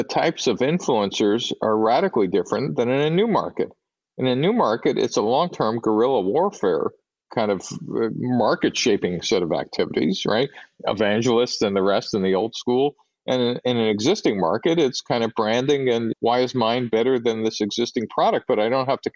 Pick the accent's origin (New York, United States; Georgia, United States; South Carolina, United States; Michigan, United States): New York, United States; New York City; moved away as an adult; I grew up in New York City in a pretty narrow ethnic ghetto